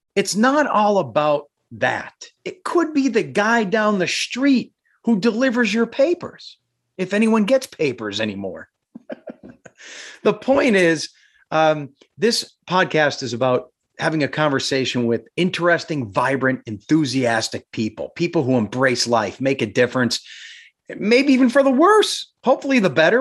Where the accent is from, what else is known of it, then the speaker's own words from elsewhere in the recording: Simpson, Pennsylvania, United States; I'm from Simpson, not Carbondale